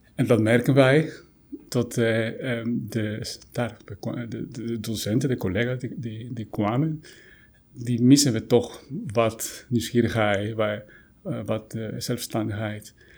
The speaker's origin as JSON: {"language": "Dutch", "country": "Guatemala", "moved": "yes", "lives_now": "Netherlands", "said": "oorspronkelijk kom ik uit Guatemala."}